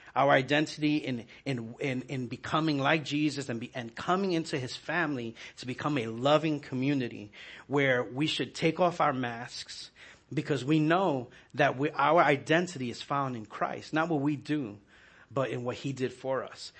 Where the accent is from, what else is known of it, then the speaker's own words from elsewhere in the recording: New York, United States; moved away; I was growing up in New York